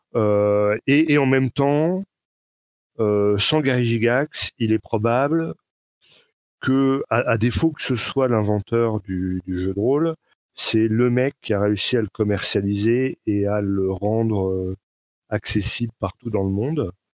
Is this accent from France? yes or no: yes; France; accent: Frenchy; mon accent Frenchy